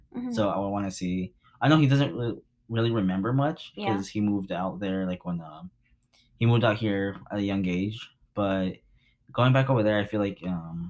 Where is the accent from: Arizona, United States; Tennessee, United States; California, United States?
California, United States; Compton; we're both from Compton